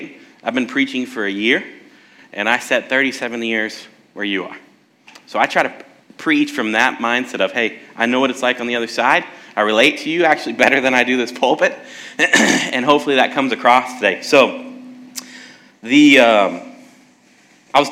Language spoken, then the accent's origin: English; South Texas, United States; moved away; also born or lived in San Antonio / Alaska; I'm from Texas, South Texas